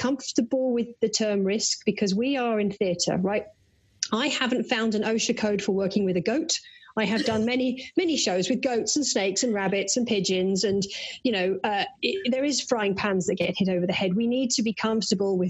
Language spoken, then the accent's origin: English; United Kingdom; accent: British; now in United States; listeners can probably tell from my accent that I'm a Brit.